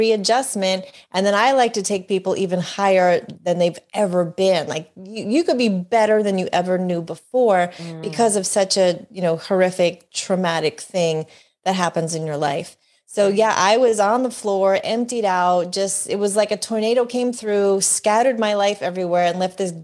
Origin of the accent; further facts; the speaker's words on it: New York, New Jersey, Northeast area, United States; I was born and raised in the New York, New Jersey, Northeast area